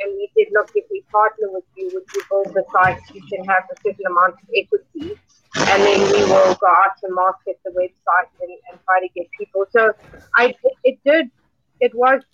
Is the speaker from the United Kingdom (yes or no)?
no; South Africa; also born or lived in Cape Town; I grew up in South Africa, which you may or may not know. Grew up in a very diverse culture, in South Africa